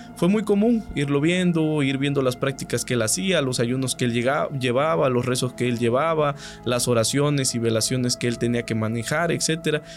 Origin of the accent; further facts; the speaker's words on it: Catemaco, Veracruz, Mexico; soy de Catemaco, Veracruz